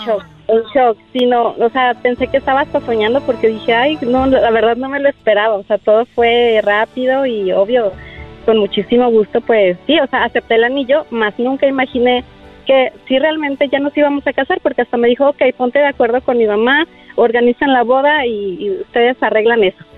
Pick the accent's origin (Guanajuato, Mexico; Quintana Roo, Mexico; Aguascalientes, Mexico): Aguascalientes, Mexico; moved away; Fue en mi tierra, fue en mi tierra en Aguascalientes